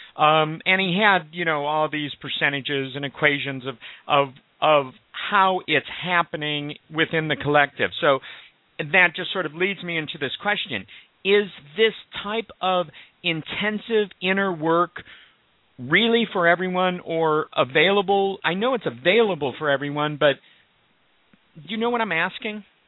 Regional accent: Omaha, Nebraska, United States; I was raised Jewish in Omaha, Nebraska.

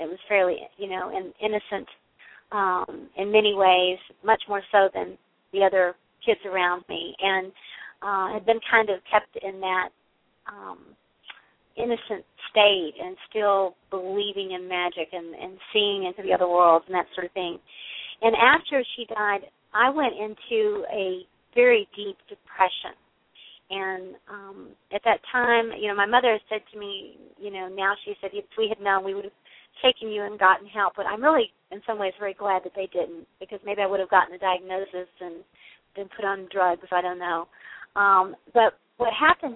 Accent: Western Kentucky, United States; moved away; also born or lived in Bay Area, California; I grew up in Western Kentucky

